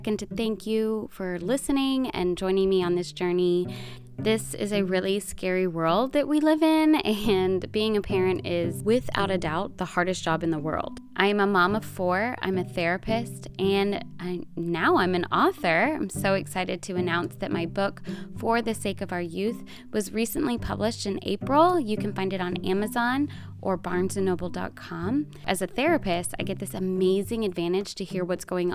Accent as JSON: {"language": "English", "town": "The Woodlands", "region": "Texas", "country": "United States", "tie": "born or raised there", "said": "my hometown"}